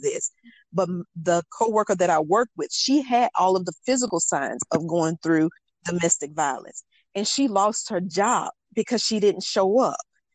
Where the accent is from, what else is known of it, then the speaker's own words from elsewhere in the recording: North Carolina, United States; here in my home state